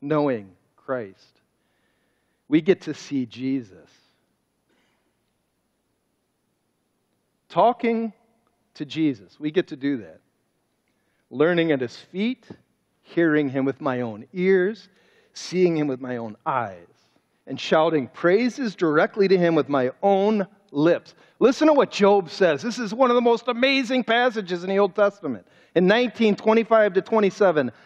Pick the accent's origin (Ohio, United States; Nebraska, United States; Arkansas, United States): Ohio, United States; Cleveland; And I grew up in Cleveland.